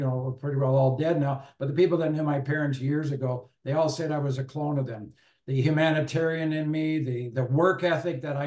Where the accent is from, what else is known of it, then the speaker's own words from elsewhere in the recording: Owen Sound, Ontario, Canada; also born or lived in Guelph; growing up in Owen Sound, small town